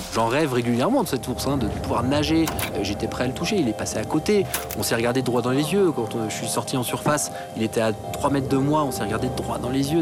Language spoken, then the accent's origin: French; Troyes, Grand Est, France; je suis de Troyes d'origine